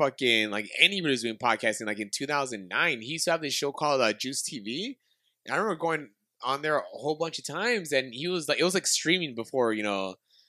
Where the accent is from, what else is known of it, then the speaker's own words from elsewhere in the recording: Alhambra, California, United States; moved away as an adult; also born or lived in Boyle Heights, Los Angeles / City Terrace / Monterey Park / Downey; now in Norwalk, United States; So I was born in Boyle Heights. Then I lived in City Terrace. I pretty much grew up in Alhambra.